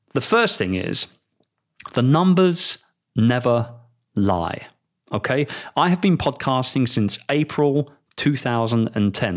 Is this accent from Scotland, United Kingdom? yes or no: no; London, United Kingdom; moved away as an adult; also born or lived in Philippines; my hometown, London, England